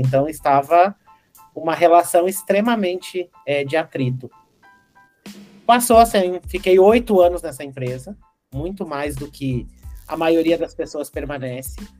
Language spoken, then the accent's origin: Portuguese; Carazinho, Rio Grande do Sul, Brazil; moved away; eu nasci lá no interior do Rio Grande do Sul, uma cidade que se chama Carazinho